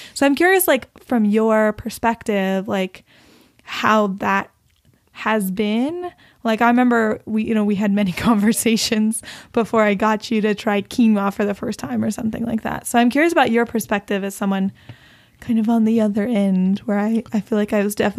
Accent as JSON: {"language": "English", "region": "Texas", "country": "United States", "said": "I come from a family where, like, my uncle used to run cattle, and, like, it's like, you know, we're from Texas."}